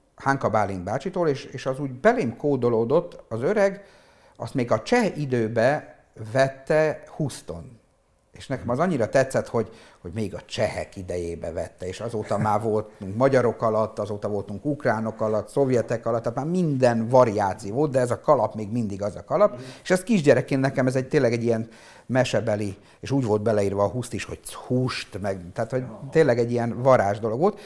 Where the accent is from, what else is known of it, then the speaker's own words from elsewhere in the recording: Péterfalva, Zakarpattia Oblast, Ukraine; also born or lived in Visk, Ukraine; mi olyan környezetben nőttünk fel Péterfalván, hogy minden működött.